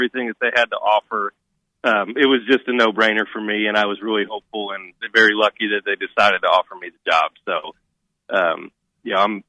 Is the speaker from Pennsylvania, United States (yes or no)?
no; Hanover, Indiana, United States; moved away as an adult; now in Lexington, United States; I was the head men's and women's coach at Hanover College in Hanover, Indiana, which is actually where I'm from